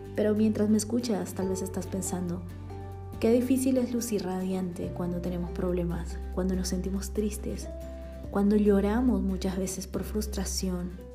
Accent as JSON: {"language": "Spanish", "country": "Bolivia", "tie": "born or raised there", "moved": "yes", "lives_now": "Guatemala", "said": "boliviana por amor y nacimiento y guatemalteca también por amor y residencia"}